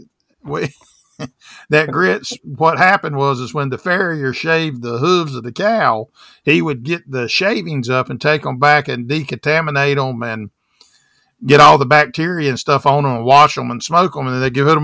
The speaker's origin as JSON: {"language": "English", "area": "the South", "region": "Southern United States", "country": "United States", "said": "now I'm from the South"}